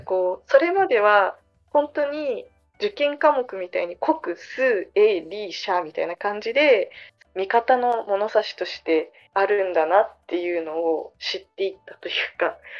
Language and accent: Japanese; Okinawa, Japan; moved away; 両親が沖縄出身 じゃないんだけどでもその沖縄で育って県外の人ってずっと沖縄で言われて育ってきた